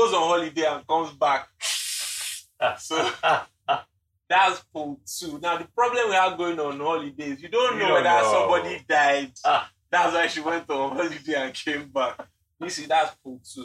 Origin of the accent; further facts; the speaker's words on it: Nigeria; we have to go through being Nigerian.